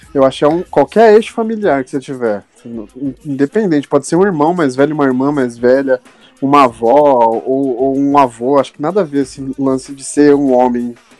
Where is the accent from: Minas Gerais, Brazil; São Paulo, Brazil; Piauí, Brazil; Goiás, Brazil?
São Paulo, Brazil; eu sou da Zona Sul aqui